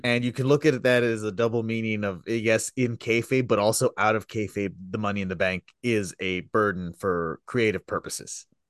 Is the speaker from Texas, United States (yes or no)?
yes; Texas, United States; I come from Texas